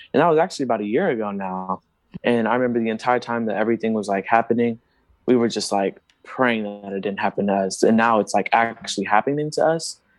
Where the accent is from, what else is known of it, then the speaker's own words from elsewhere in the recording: Houston, Texas, United States; I was also born in Texas, um, in Houston, Texas